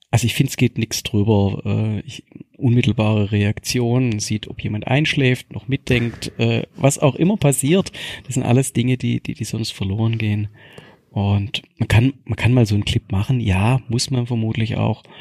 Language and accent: German; Baden-Württemberg, Germany; als Schwabe perfekt. Ich kann das zwei, dreimal aufgießen mit den gleichen Teeblättern.